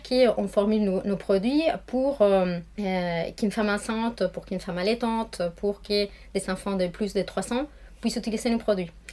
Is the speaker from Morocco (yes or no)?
no; Argentina; accent: Argentine; French is a second language; moved away; je suis euh, argentine, d'où mon petit accent qui vient du sud